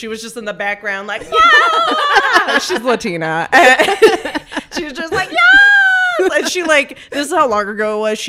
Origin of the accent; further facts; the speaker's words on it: Dallas, Texas, United States; I'm from Texas.